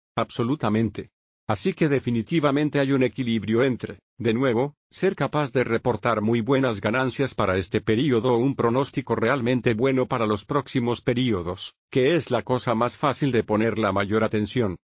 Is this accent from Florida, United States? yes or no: yes; Venice, Florida, United States; nací y crecí en Venice, Florida